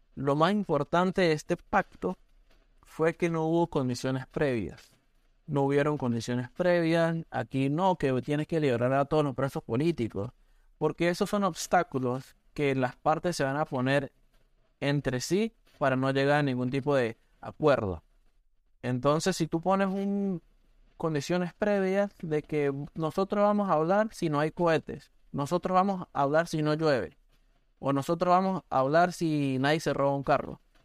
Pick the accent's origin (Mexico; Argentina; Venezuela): Venezuela; moved away as an adult; also born or lived in San Cristóbal, Venezuela; now in Oregon, United States; nosotros como venezolanos